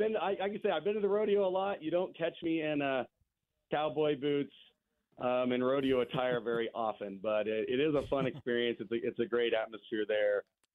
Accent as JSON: {"language": "English", "town": "Pretty Prairie", "region": "Kansas", "country": "United States", "tie": "born or raised there", "said": "I moved around a little bit when I was young and then grew up in Pretty Prairie."}